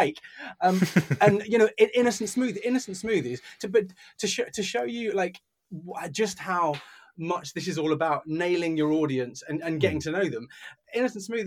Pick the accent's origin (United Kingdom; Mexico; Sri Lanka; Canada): United Kingdom; we're British